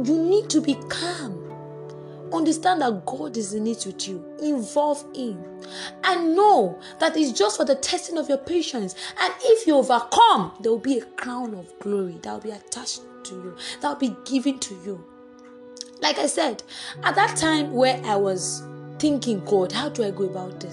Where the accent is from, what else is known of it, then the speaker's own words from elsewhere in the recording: Nigeria; +234, I'm in Nigerian actually